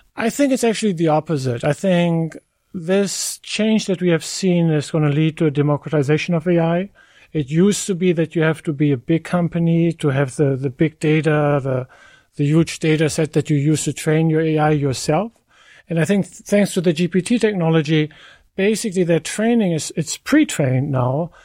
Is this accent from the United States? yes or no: no; Germany; moved away; I, I come from Germany. My parents live in Germany, get care in Germany.